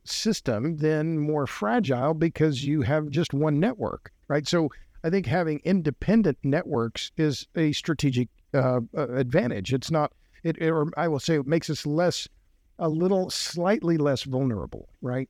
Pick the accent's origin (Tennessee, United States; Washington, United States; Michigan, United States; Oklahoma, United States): Oklahoma, United States; now in Texas, United States; I'm from Oklahoma